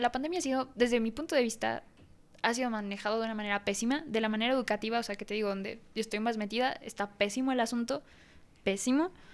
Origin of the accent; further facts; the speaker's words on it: Mexico; si nací en México